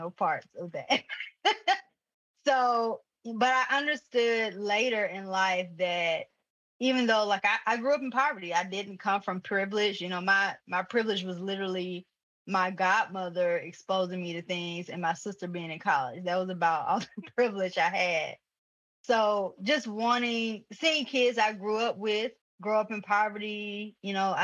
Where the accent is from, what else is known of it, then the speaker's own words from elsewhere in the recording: Atlanta, Georgia, United States; now in Griffin, United States; originally from the Atlanta, in the city, Southwest Atlanta to be exact, Ben Hill neighborhood to be exact, Zone 4